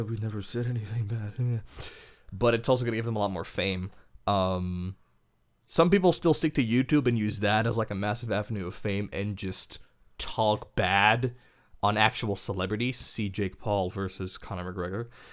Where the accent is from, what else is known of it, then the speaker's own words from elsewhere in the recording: Belgium; I am from Belgium. I'm European.